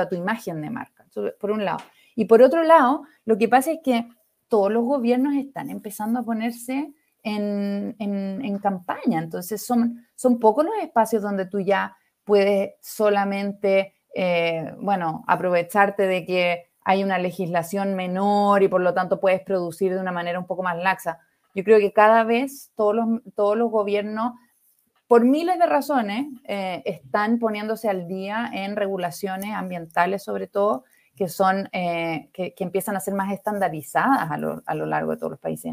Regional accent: Viña del Mar, Valparaíso, Chile; Chilena, de Viña, de donde soy yo

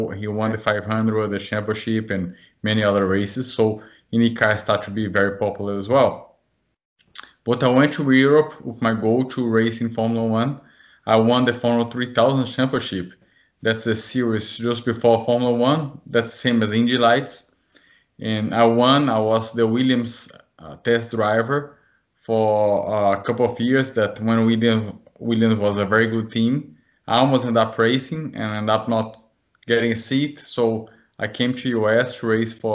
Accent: Brazil; moved away as an adult; now in United States; I'm from Brazil. When I was 7 years old, I started racing bicycles, BMX in Brazil

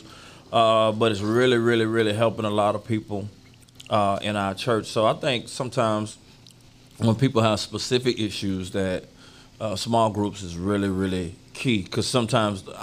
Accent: Deerfield Beach, Florida, United States; I grew up in Deerfield

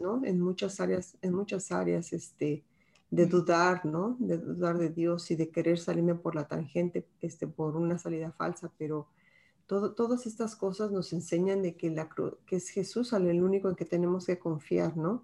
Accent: Mexico; como mexicanas, pues bien orgullosas

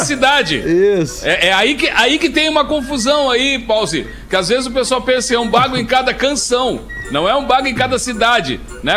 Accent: Alegrete, Rio Grande do Sul, Brazil; moved away; é a minha terra natal, onde nasceu a minha família toda lá

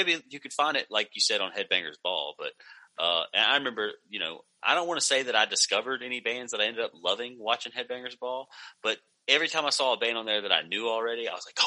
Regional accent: the South, United States; that was where I would spend most of my time if I was getting out of my hometown, was just in different places in the South

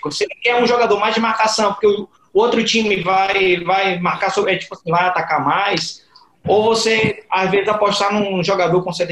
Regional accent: Bahia, Brazil; a dica musical como um bom baiano, ah, é um apaixonado pela rocha.

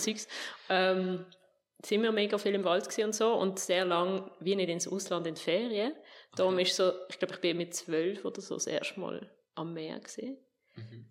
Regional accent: Fricktal, Aargau, Switzerland; also born or lived in Eptingen, Basel-Landschaft; wechsel ins Fricktal auf Oberzeien. Das liegt so sehr sehr genau zwischen Basel und Zürich

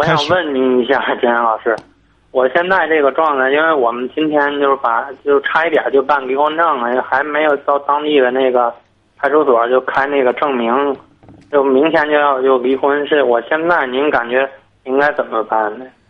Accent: Tangshan, Hebei, China; 我是唐山的

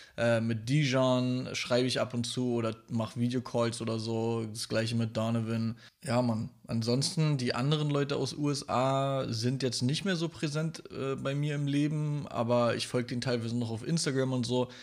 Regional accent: Berlin, Germany; als Stadtkind, wie ich, ich komme ja aus Berlin

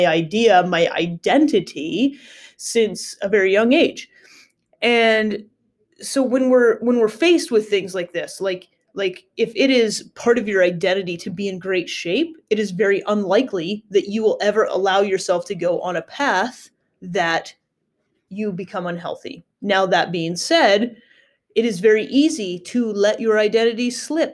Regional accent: United States; I grew up in the States

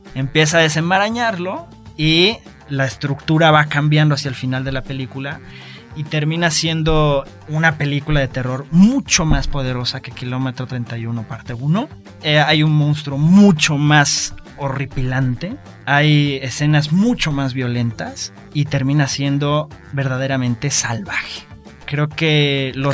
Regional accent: Mexico; lo que nosotros somos como mexicanos

